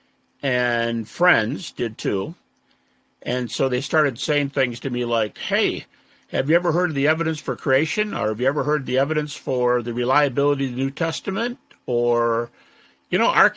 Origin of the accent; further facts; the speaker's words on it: Detroit, Michigan, United States; I'm from Detroit, and I was raised in my youngest years in the Methodist Church, but my folks moved.